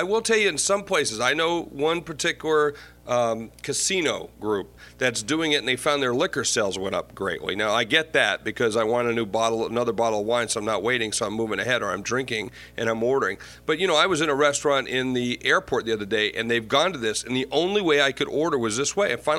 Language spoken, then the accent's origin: English; Ireland; now we're going to call you Irish because I'm Irish.